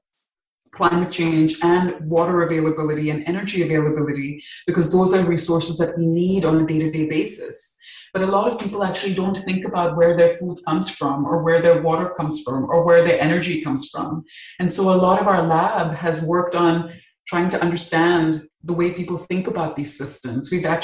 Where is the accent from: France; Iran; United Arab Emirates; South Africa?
United Arab Emirates; Dubai; moved away as an adult; also born or lived in Mumbai, India; now in United States; I grew up in the Middle East, in Dubai